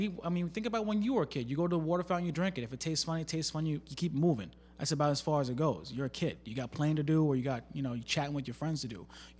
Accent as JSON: {"language": "English", "town": "Plainview", "region": "New York", "country": "United States", "tie": "born or raised there", "said": "I went to school out in Long Island. I'm from Long Island. Okay. Right? I was born in Plainview. I went to Chaminade High School."}